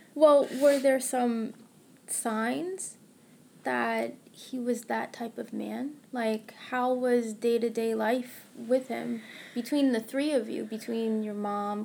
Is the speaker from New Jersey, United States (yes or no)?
no; New York, United States; Born and raised in New York